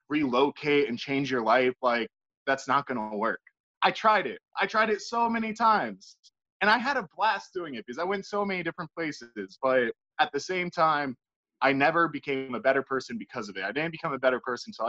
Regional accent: Richmond, Virginia, United States; I used to think that way about my home state and my home city, Richmond, Virginia.

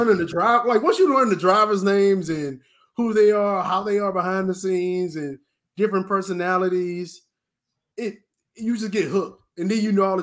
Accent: Houston, Texas, United States; I got to work for my hometown team

